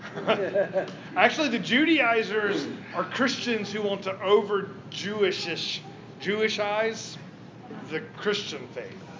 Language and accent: English; the South, United States; In the South, are even worse because we can't do the you, you thing. Like, we have to say y'all.